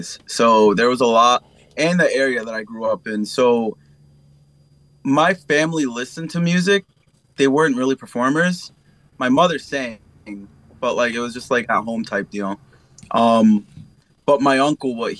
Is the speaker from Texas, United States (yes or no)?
no; New York City, New York, United States; also born or lived in Staten Island, New York; So I'm originally from the Lower East Side, Manhattan. I grew up there for like half my life, and then I moved out to Staten when I was like 9-10 years old